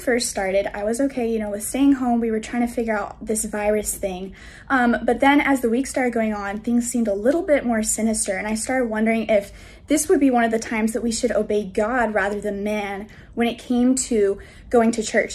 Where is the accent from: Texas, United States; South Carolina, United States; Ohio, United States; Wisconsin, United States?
South Carolina, United States; Greenville; I'm from Greenville, South Carolina